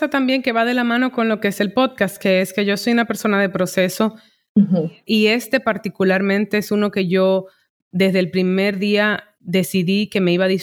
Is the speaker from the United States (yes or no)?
yes; New York, United States; eh, hacerlo en mi idioma primario y siento que, aportaba más teniéndolas de un punto caribeño que como neoyorquina en inglés, ¿sabes? Como New York es casi que una burbuja